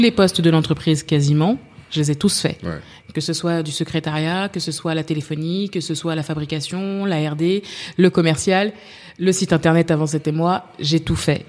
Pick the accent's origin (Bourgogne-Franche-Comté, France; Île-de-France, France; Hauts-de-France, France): Île-de-France, France; Paris; j'ai grandi à Paris, dans le 15e arrondissement